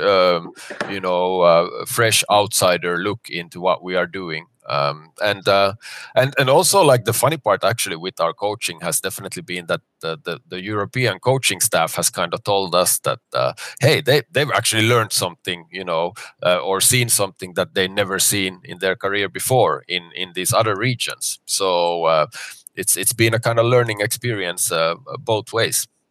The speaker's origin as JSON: {"language": "English", "country": "Finland", "moved": "as an adult", "lives_now": "Dubai, United Arab Emirates", "said": "I'm originally from Finland, but I've been now in Dubai for ten years"}